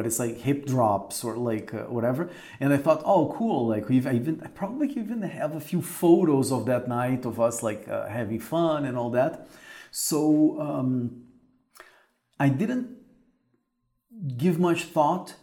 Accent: Curitiba, Paraná, Brazil; in Curitiba, in Brazil, which is the city where I grew up

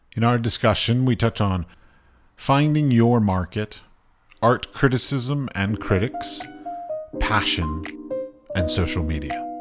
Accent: United States; I'm American

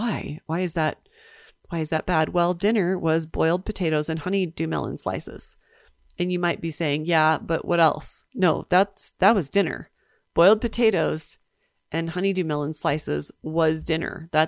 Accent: Nebraska, United States; unlike the home I grew up in Nebraska, I'm grateful to have enough money to heat the house.

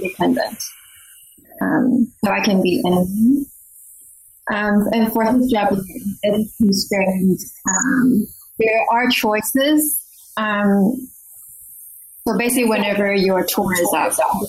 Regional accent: Taiwan; moved away as an adult; also born or lived in Pittsburgh / Washington, District of Columbia, United States / India / Mexico; now in Arlington, Virginia, United States; I'm originally from Taiwan, I went to school there. I graduated college there, and then I came to the U.S. for master's degree

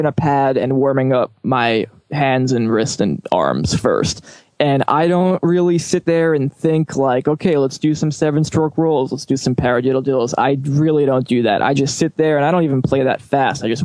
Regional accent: New York City, New York, United States; growing up in New York at a good time

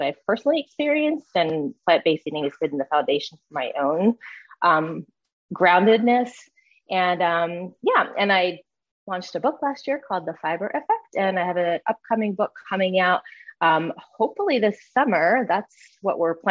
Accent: just outside of Philadelphia, Pennsylvania, United States; now in Atlanta, United States; I'm originally from the Northeast area, just outside of Philadelphia

